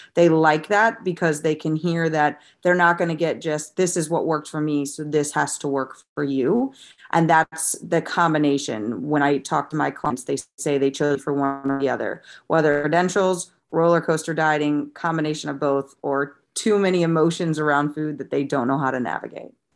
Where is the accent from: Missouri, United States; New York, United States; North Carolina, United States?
Missouri, United States; St. Louis; moved away as an adult; also born or lived in Rhode Island; now in Jacksonville, United States; I'm from Saint Louis, Missouri, where I grew up. I was basically born and raised there until I was twenty-four when I joined the Navy.